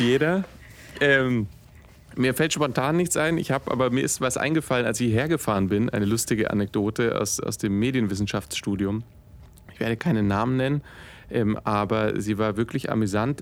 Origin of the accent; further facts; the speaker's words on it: Stuttgart, Baden-Württemberg, Germany; also born or lived in Tübingen; Ich komme gebürtig aus Stuttgart